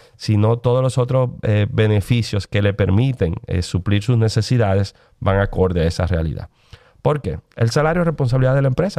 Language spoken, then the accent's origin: Spanish; Dominican Republic; tenemos como dominicanos